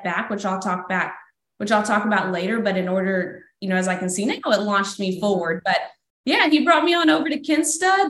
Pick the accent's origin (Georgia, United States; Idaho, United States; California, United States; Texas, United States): Texas, United States; moved away as an adult; also born or lived in Florida Panhandle; now in Florida, United States; born and raised in Texas, moved on over to Florida last year in the Panhandle